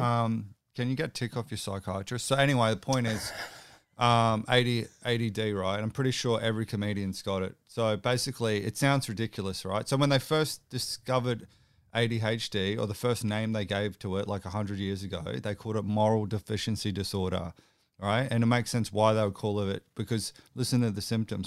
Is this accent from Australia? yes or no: yes; Brisbane, Queensland, Australia; I'm actually from Brisbane